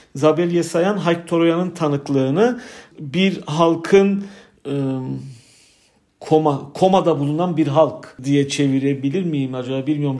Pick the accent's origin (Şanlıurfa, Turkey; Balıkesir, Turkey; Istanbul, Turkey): Istanbul, Turkey; also born or lived in Yerevan, Armenia; 1976 İstanbul doğumluyum. İlk orta eğitimimi İstanbul'da aldıktan sonra